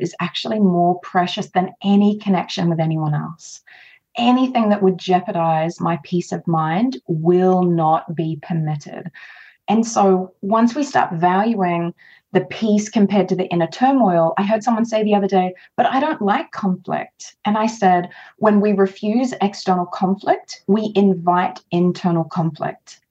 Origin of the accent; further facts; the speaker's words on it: Australia; I am Australian